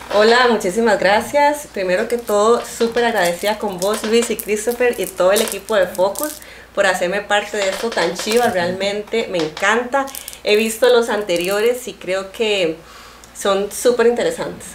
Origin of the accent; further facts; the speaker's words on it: Sámara, Guanacaste, Costa Rica; also born or lived in Puntarenas; yo he vivido siempre en Samara y mis papás también